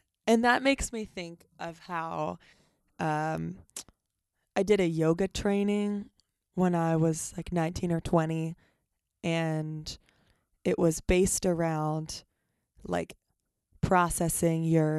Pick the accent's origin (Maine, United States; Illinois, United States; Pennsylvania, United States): Pennsylvania, United States; Lancaster; Lancaster, Pennsylvania.